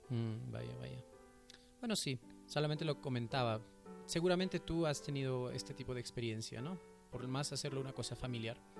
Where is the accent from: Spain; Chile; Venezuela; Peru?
Peru; yo me siento identificado con la cultura andina y la cultura peruana